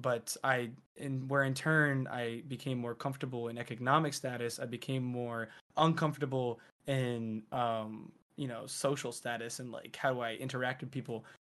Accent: near Philadelphia, Pennsylvania, United States; also born or lived in Providence, Rhode Island; I was born and raised Providence and then near Philly

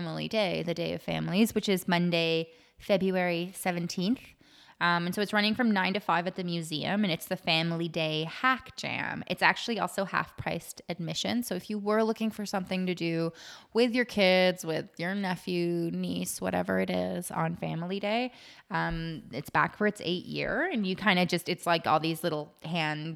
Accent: Ottawa, Ontario, Canada; now in Waterloo, Canada; I'm from Ottawa. Yeah, yeah. And I was like in grade 6 or grade 7 when Tom Green recorded his Rogers TV show.

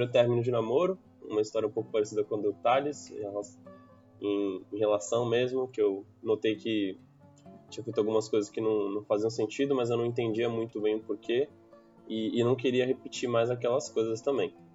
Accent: Santos, São Paulo, Brazil; moved away as an adult; tenho 25 anos, sou de Santos, é, mas fora do contexto de pandemia eu estava em São Paulo há quase um ano.

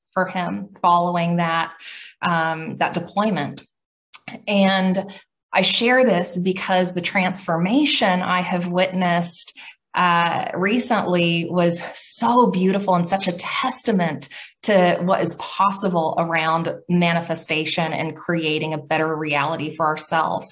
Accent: Oklahoma, United States; I'm from Middle America, Oklahoma

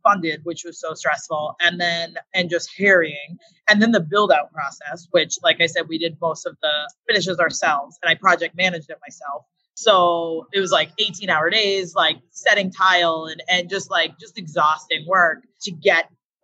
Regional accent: Princeton, Massachusetts, United States; I grew up in Princeton

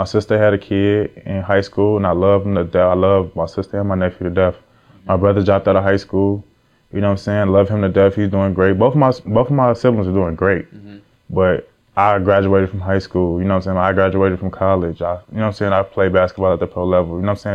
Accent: Chicago, Illinois, United States; moved away as an adult; also born or lived in Ohio; now in Atlanta, United States; I'm from Chicago. I really from Chicago for real. Like, I grew up in the trenches

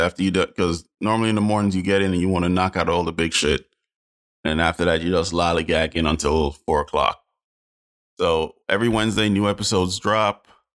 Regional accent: Jamaica; Man, I'm Jamaican. First and foremost, my art bleed.

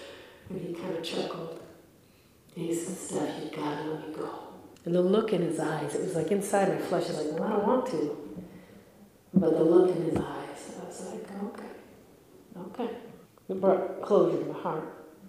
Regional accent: Ireland; I'm fighting with him, of course. I'm Irish. Okay, that's what we do.

